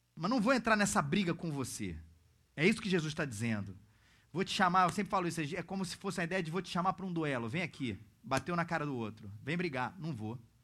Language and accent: Portuguese; Rio de Janeiro, Brazil; mesmo sendo carioca